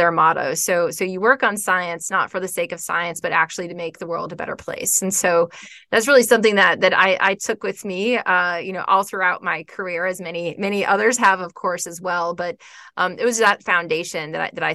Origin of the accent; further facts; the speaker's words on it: Florida, United States; moved away as an adult; also born or lived in Georgia; I grew up in Florida, close to the beach